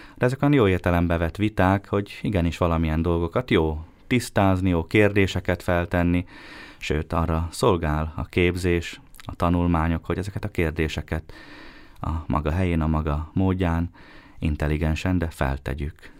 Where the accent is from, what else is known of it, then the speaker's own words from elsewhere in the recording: Bíňa, Nitra Region, Slovakia; moved away as an adult; also born or lived in Štúrovo (Párkány) / Rome; now in Bratislava, Slovakia; kiskorom óta minisztráltam a Bényi templomban